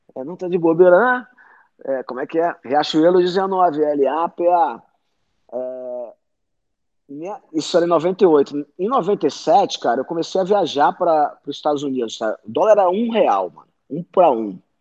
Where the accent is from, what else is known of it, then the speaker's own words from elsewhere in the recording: Rio de Janeiro, Brazil; eu vim, eu venho da zona norte do Rio de Subúrbio